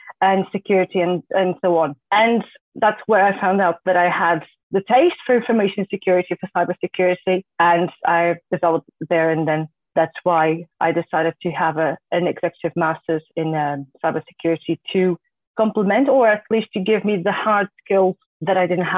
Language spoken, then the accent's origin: English; Portugal; moved away as an adult; now in Netherlands; I was born and raised in Portugal, and more than three years ago, I moved to the Netherlands